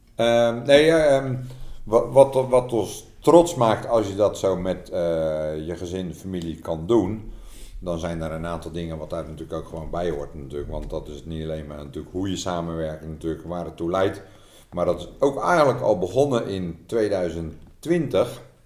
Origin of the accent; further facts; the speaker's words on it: Netherlands; wij als Nederlanders